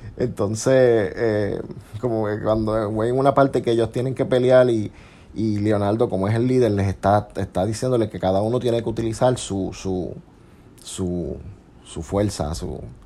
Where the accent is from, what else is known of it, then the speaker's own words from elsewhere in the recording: Puerto Rico; nosotros somos de Puerto Rico